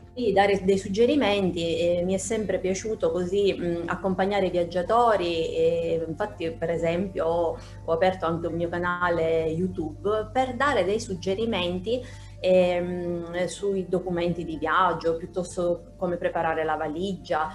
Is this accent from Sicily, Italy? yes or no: yes; Sicily, Italy; io sono, mi definisco appunto un'isolana 100%, eh, vivo in Sicilia